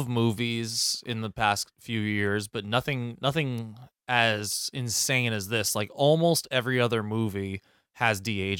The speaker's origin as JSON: {"language": "English", "country": "Ireland", "said": "Bothered me. Because I'm Irish."}